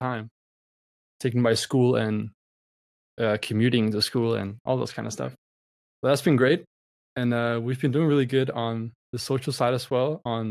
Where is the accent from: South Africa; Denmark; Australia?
Denmark; I'm from Denmark.